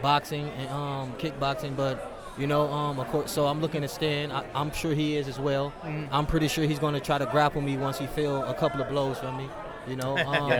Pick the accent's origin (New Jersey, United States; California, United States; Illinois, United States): Illinois, United States; Bloomington; moved away as an adult; now in Omaha, United States; I reside there. I'm actually from Bloomington, Normal, Illinois.